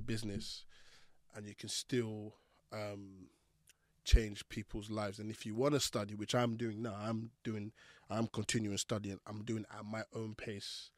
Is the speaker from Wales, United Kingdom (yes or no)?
no; Croydon, London, United Kingdom; Growing up in Fort Neath Croydon, it's not the easiest place to live